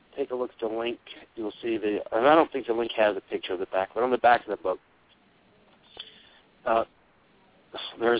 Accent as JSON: {"language": "English", "country": "United States", "said": "being an American"}